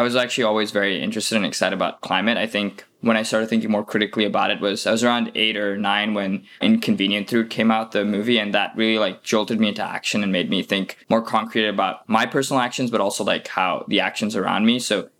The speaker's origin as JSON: {"language": "English", "country": "Singapore", "said": "Also being from Singapore, that's my home country and where I'm originally from. And then I moved around a bit."}